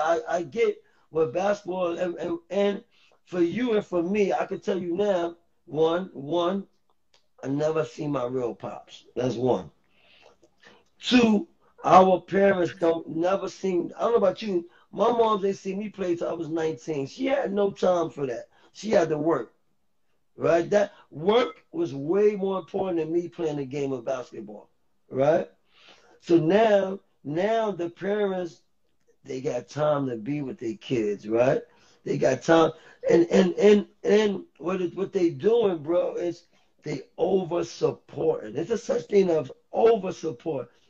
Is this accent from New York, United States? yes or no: yes; New York City, New York, United States; also born or lived in Harlem, New York City / Bronx, New York City; I moved to the Bronx in the third grade